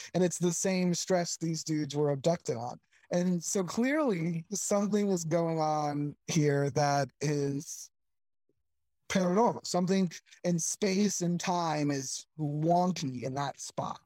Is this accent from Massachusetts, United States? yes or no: no; Sarasota, Florida, United States; moved away; Sarasota, Florida is my hometown. That's that's where I grew up